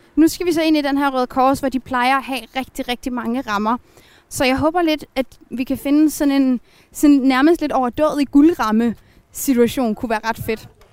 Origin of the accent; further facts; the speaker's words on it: Frederikshavn, North Denmark Region, Denmark; moved away as an adult; now in Aalborg, Denmark; Jeg er vokset op i Frederikshavn, og så flyttede jeg til Aalborg, da jeg skulle starte på universitetet, men jeg er født her